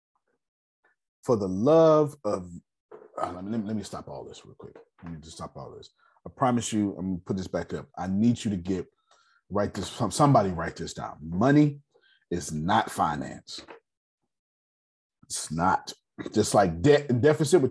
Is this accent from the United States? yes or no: yes; United States; I'm American.